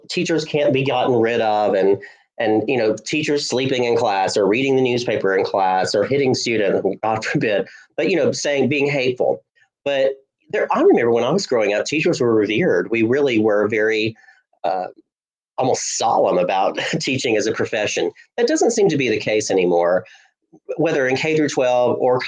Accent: Hulaco, Alabama, United States; I loved growing up in Hulaco up in North Alabama

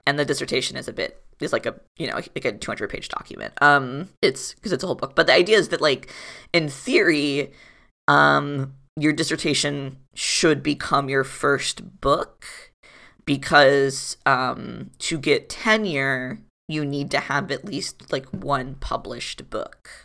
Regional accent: Florida, United States; moved away; also born or lived in Providence; I was born and raised in Florida

